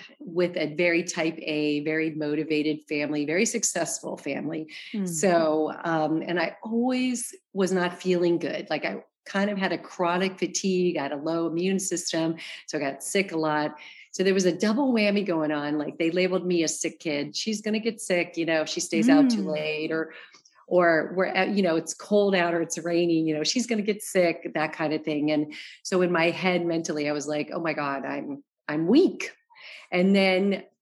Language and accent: English; Arizona, United States; moved away as an adult; also born or lived in New York; now in Los Angeles, United States; I'm from Arizona